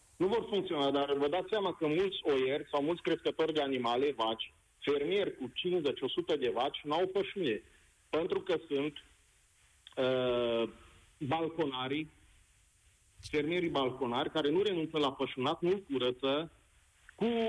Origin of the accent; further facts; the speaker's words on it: around Cluj, Transylvania, Romania; sunt Ardelean, vorbesc din jurul Clujului